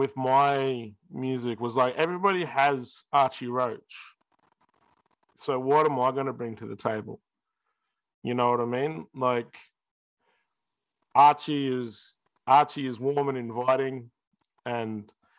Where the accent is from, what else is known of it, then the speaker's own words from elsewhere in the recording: Australia; we're Australian